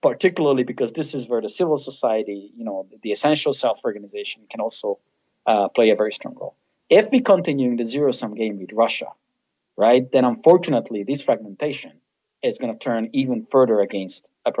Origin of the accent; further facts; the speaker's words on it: Slovakia; I'm from Slovakia as a Hungarian